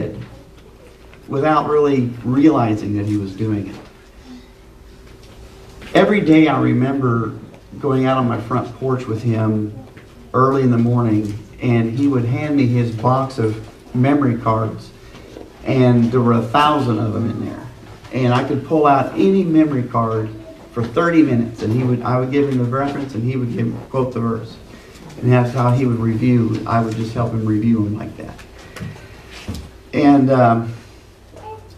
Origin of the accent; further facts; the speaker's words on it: Liberty, Missouri, United States; I'm from the Kansas City area, Liberty particularly